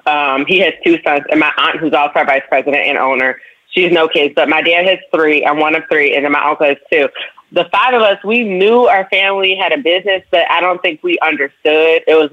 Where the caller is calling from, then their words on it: Chicago, Illinois, United States; I'm calling from Chicago, Illinois.